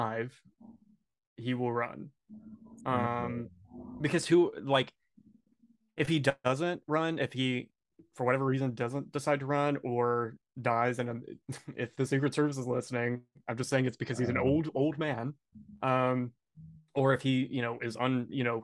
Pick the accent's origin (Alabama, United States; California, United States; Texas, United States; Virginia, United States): Texas, United States; I grew up in Texas